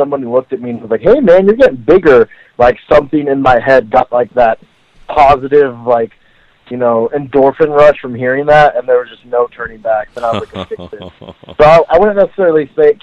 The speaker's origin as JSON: {"language": "English", "region": "Arizona", "country": "United States", "tie": "born or raised there", "said": "I've been an Arizona boy my whole life"}